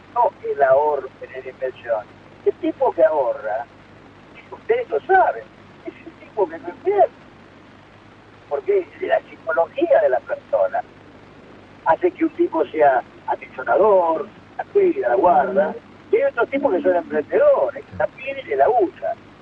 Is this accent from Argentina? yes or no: yes; Argentina